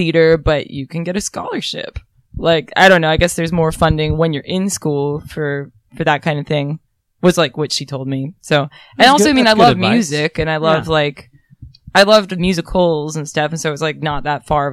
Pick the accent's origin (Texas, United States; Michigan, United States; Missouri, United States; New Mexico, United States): Michigan, United States; Ann Arbor; now in Cincinnati, United States; I'm from Ann Arbor, Michigan originally